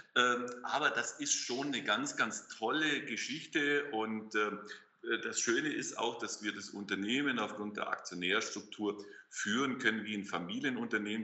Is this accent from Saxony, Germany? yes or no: no; Augsburg, Bavaria, Germany; also born or lived in Lake Constance; now in Wuppertal, Germany; bin ich kein gebürtiger Westfale, sondern komme aus dem schönen Bayerisch-Schwaben, aus Augsburg.